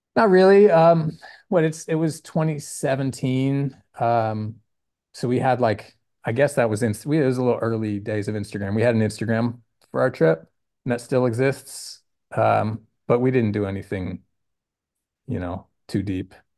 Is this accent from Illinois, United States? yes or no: no; Sunnyvale, California, United States; also born or lived in Oregon / Oakland; I grew up over the hill in a town called Sunnyvale